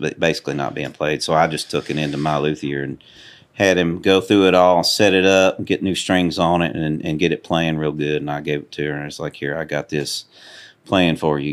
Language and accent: English; Cunningham, Tennessee, United States; also born or lived in Houston, Texas; I was born in Houston, Texas, and, um, I, I really grew up in a place called Cunningham, about, probably about an hour from here.